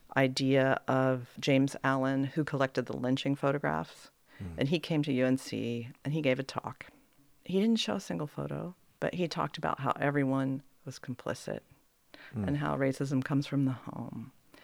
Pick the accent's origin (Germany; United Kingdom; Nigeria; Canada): Germany; East Germany; now in United States; But then when I tell people that I am from East Germany, all of a sudden I become exotic.